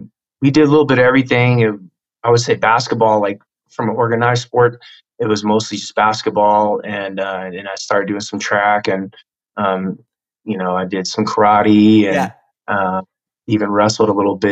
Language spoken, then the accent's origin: English; Tacoma, Washington, United States; I was a military brat. So yeah. We kind of bounced around a little bit, but middle school and a few years of my last few years of elementary school and high school were in Washington State in Tacoma